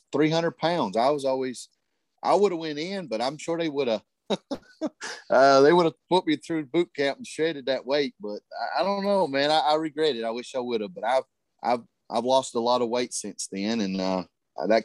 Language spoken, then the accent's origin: English; Harlan, Kentucky, United States; moved away as an adult; now in Dalton, United States; I live in Dalton. I am from Harlan, Kentucky.